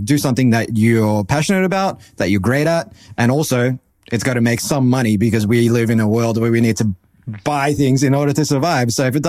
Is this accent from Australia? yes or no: yes; Australia; But growing up in Australia, you were either Mario or Zelda, or you were Wonder Boy or Alex the Kid.